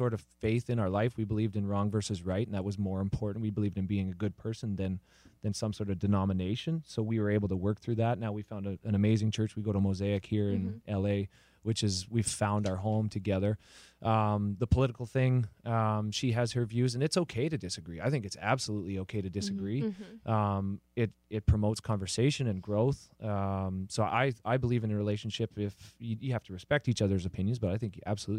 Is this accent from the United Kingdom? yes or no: no; Canada; now in United States; I'm Canadian